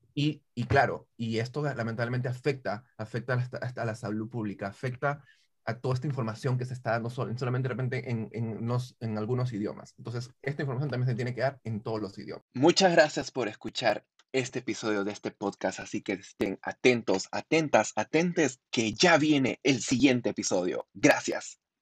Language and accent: Spanish; Peru; moved away; yo soy peruano